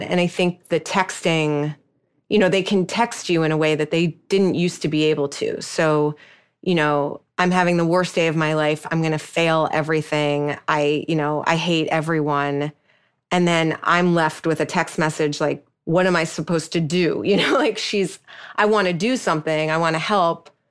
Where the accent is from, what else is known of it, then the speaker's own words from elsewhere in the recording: New York, United States; I'm a New Yorker